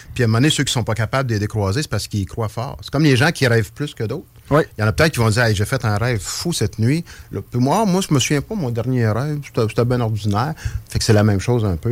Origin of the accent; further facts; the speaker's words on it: Trois-Rivières, Quebec, Canada; accent: rolled r's (Trois-Rivières); now in Quebec City, Canada; je viens, je suis natif de Trois-Rivières, donc les airs roulés, ça vient de Trois-Rivières